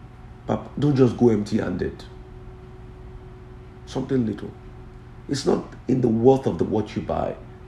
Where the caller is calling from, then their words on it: Bolgatanga, Upper East, Ghana; I'm watching you from Balantaga, Upper East Region in Ghana.